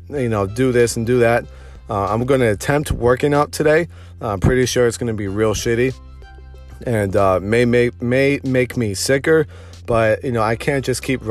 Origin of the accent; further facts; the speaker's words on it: Detroit, Michigan, United States; moved away as an adult; now in Austin, United States; I'm from Metro Detroit